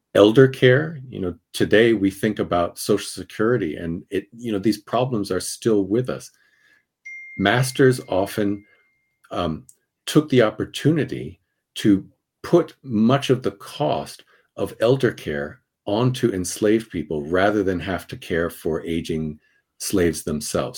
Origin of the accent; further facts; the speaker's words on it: Princeton, New Jersey, United States; now in Kensington, United States; I, I come from Princeton, New Jersey